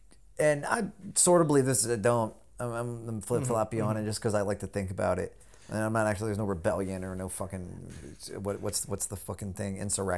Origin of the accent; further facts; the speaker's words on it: the South, United States; I grew up in the South, out in the country and everything.